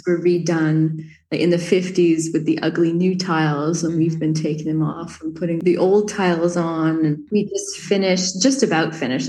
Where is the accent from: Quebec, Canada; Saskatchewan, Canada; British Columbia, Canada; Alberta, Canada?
Quebec, Canada; moved away as an adult; also born or lived in Montreal; now in Provence, France; I'm English from French Canada